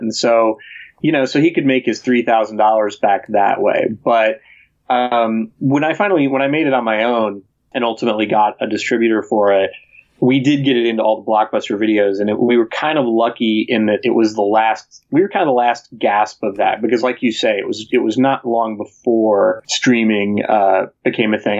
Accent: Chicago, Illinois, United States; I grew up in Chicago

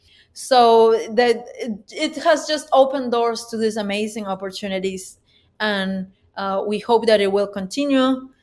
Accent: Peru; English is a second language; We went to my hometown, which now has a grand piano and now has a music school.

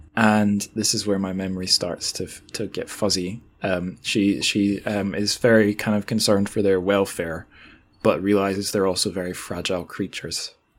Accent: Scotland, United Kingdom

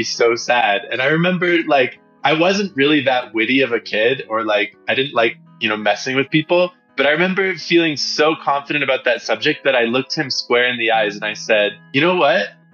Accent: Detroit, Michigan, United States; the suburbs of Detroit where I grew up, it's a great place for kids.

